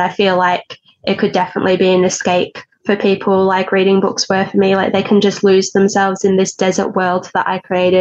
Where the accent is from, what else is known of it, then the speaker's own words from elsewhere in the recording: Stawell, Victoria, Australia; moved away; also born or lived in Ballarat / Melbourne; now I'm back where it all began in Stawell